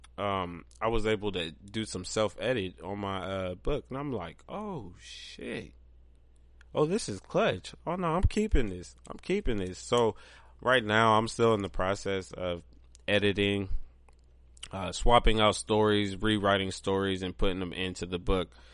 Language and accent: English; Pigrenti, Ohio, United States; moved away; also born or lived in Columbus, Ohio; I grew up in Pigrenti.